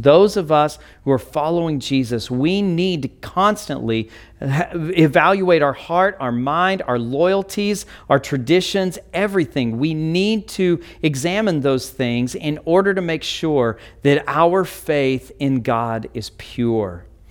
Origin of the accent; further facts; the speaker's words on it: United States; we may value being an American